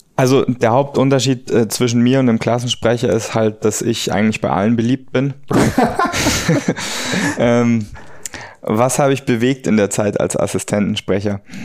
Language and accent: German; Munich, Bavaria, Germany; also born or lived in United States; in Fahrreichweite von München äh, und meiner Heimat